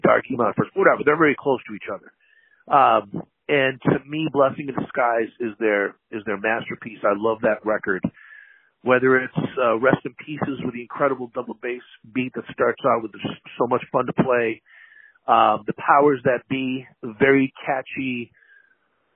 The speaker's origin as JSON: {"language": "English", "town": "Seattle", "region": "Washington", "country": "United States", "tie": "born or raised there", "moved": "yes", "said": "I was born in Seattle, moved out in 1979"}